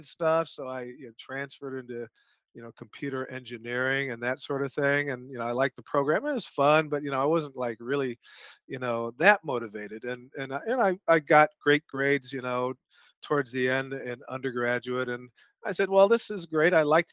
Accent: Evanston, Illinois, United States; moved away as an adult; also born or lived in Champaign-Urbana, Illinois; now in Austin, United States; most of my childhood was north of Chicago

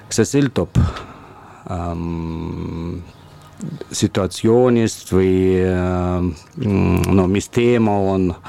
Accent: Russia; Estonian is a second language; now in Estonia; no muidugi ma olen, ma olen venelane ja see, see, see võib-olla on alati, aga no praegu kui ma leidsin oma teise kodu

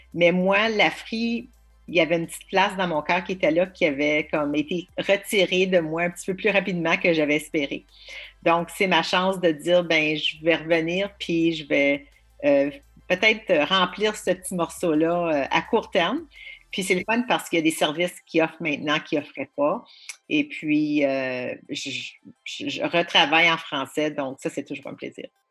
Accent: Ottawa, Ontario, Canada; also born or lived in York Region; now in Niagara Region, Canada; moi, je suis une franco-ontarienne de souche euh, d'Ottawa, très, très fière

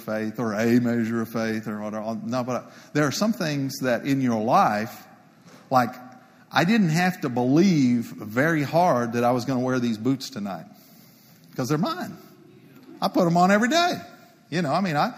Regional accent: Palo Pinto County, Texas, United States; Palapinta County Precinct 2, it's my hometown. It's my people. It's where I was raised

